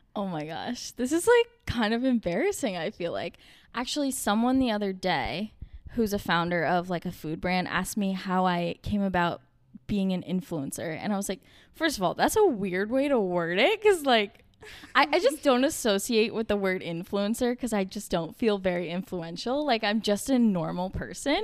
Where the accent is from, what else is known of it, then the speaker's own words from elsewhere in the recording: Vermont, United States; moved away as an adult; now in Boston, United States; I was born in Vermont, raised in Vermont